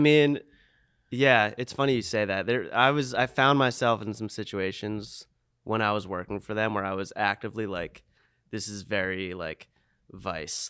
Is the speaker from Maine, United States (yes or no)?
yes; Old Orchard Beach, Maine, United States; Old Orchard, my, my hometown